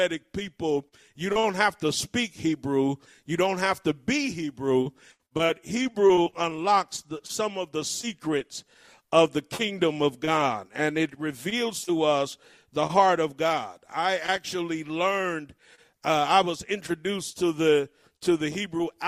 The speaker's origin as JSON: {"language": "English", "town": "Cleveland", "region": "Ohio", "country": "United States", "tie": "born or raised there", "said": "I grew up in Cleveland, Ohio"}